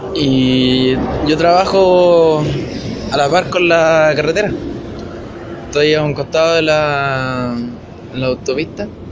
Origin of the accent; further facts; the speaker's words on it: Chile; also born or lived in Bulnes, Ñuble, Chile; yo vivo en Bulnes, en la octava región de Chile. Yo sí, soy chileno.